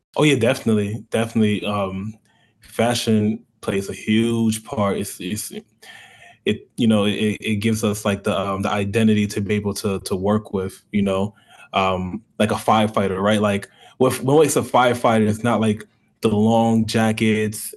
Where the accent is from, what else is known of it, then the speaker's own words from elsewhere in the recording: New York, United States; now in Tampa, United States; I'm from New York. I'm first generation African